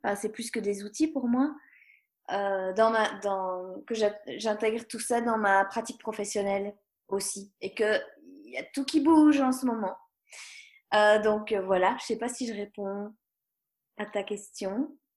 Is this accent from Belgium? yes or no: yes; Belgium; je suis belge